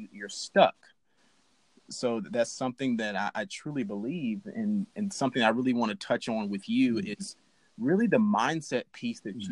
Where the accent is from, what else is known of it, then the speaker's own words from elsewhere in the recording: Alabama, United States; I'm from Alabama